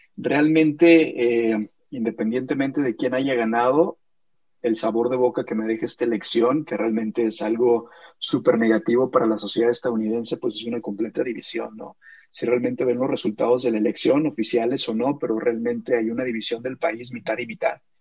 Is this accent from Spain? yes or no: no; Mexico; como mexicano